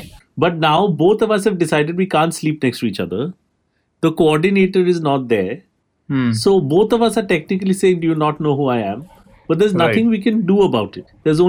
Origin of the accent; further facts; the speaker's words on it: India; you know, as an Indian person, you do certain things, like do a little jet setting, etc.